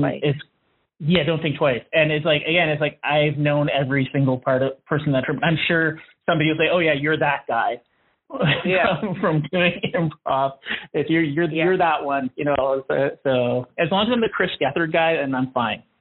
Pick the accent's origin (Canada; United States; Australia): Canada; being Canadian